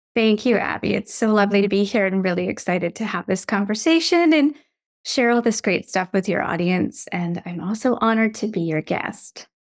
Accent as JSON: {"language": "English", "country": "Canada", "tie": "born or raised there", "also_born_or_lived": "United States", "said": "when I was eight years old, we moved from the States where we'd been living for four years back to my childhood home that we left behind. It was in the Canadian wilderness"}